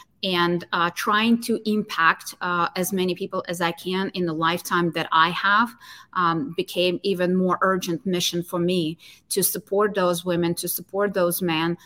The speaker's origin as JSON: {"language": "English", "country": "Ukraine", "tie": "born or raised there", "moved": "yes", "said": "my hometown, in my home country."}